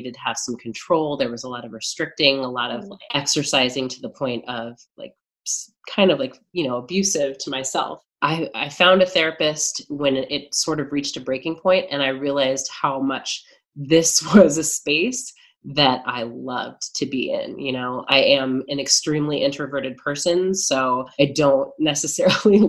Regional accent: Midwest, United States; I grew up in the Midwest, which is certainly a little different from New York

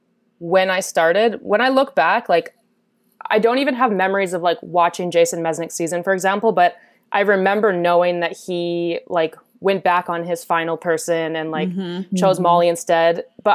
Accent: Canada; I'm from Canada, 28 years old

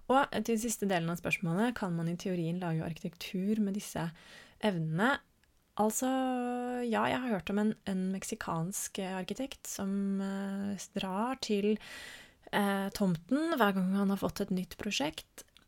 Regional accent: Norway; en litt mer stabil base her hjemme i Norge

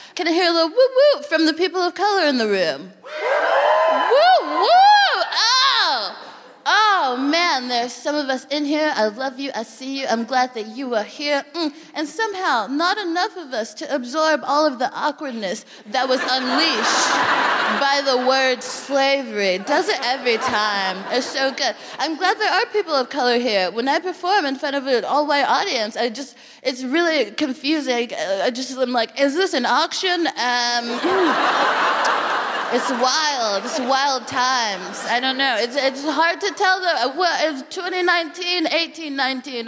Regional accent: Texas, United States; now in United Kingdom; I'm from Texas

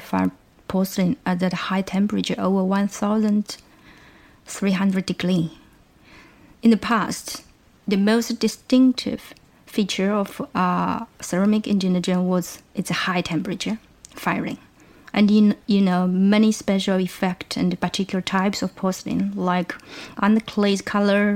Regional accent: China; now in Lancaster, United Kingdom; I'm originally from China, and I'm currently doing a PhD at Lancaster University

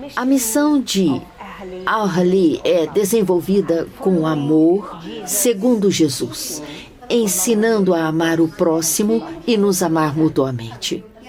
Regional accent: Gaza, Gaza Strip, Palestine; also born or lived in Egypt / England; Nasci em Gaza, numa família da classe média. E estudei em Gaza.

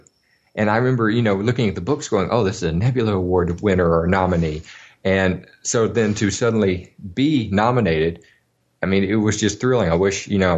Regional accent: Alabama, United States; when I was a kid, I grew up in Alabama

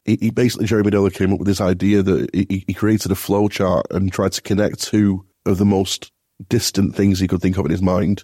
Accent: Bolton, North West England, United Kingdom; I'm, I'm from Bolton originally

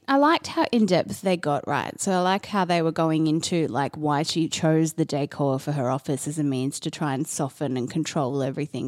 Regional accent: Australia; being an Australian

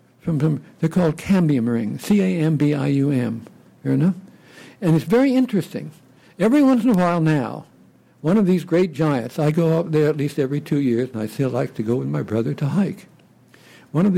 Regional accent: California, United States; my home state, California

